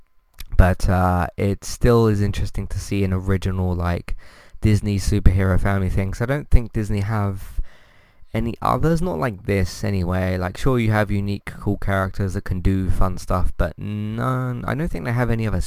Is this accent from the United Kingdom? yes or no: yes; United Kingdom; I'm British.